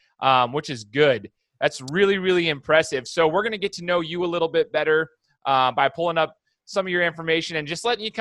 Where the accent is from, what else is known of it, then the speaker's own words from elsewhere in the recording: Idaho, United States; from where I'm from Idaho